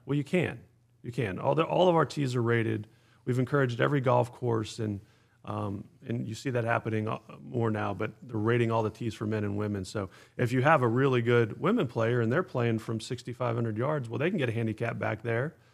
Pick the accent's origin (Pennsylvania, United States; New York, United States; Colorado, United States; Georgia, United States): Pennsylvania, United States; Pittsburgh; also born or lived in Atlanta; now in Pinehurst, United States; I grew up in the Northeast in Pittsburgh